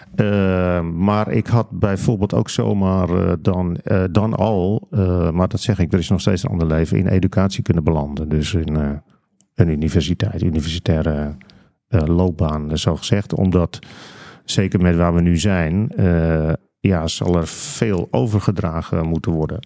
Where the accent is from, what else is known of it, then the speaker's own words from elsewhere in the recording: De Kwakel, North Holland, Netherlands; ik ben opgegroeid en ik woon daar nog steeds trouwens in een dorp dat heet De Kwakel. Dat ligt ah. vlakbij Aalsmeer